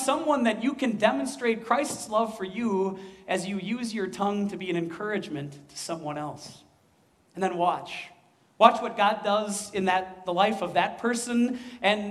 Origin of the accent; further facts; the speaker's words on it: Midwest, United States; accent: Midwestern; also born or lived in West Coast; we Midwesterners have an accent